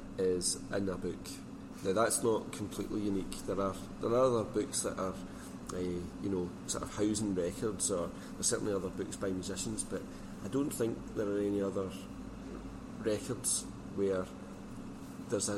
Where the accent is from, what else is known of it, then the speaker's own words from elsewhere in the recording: Scotland, United Kingdom; being Scottish and from a particular part of Scotland.